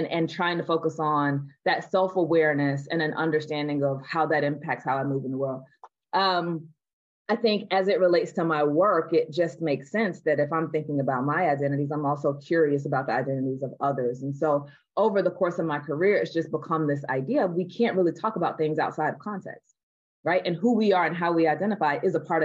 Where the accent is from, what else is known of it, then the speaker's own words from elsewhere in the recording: the South, United States; I'm born and raised in the South here in the United States